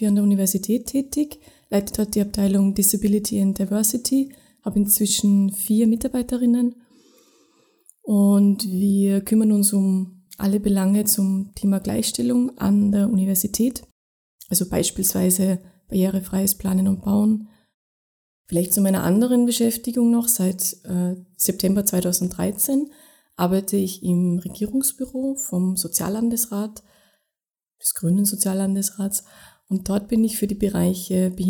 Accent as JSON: {"language": "German", "region": "Tyrol", "country": "Austria", "tie": "born or raised there", "said": "Also ich war bis 18 relativ durchschnittlich sozialisiert, ja, aufgewachsen in Tirol in einem Dorf, wo es auch eine Lebenshilfewerkstätte gegeben hat."}